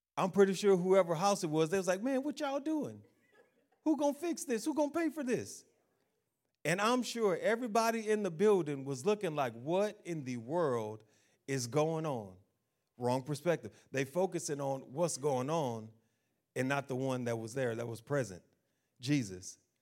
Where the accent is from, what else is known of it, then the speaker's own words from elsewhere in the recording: United States; I'm an American